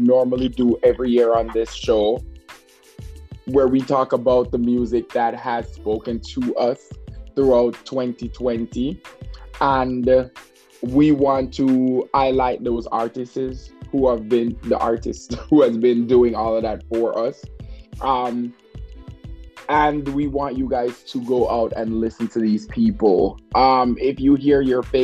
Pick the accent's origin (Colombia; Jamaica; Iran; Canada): Jamaica; I'm from Jamaica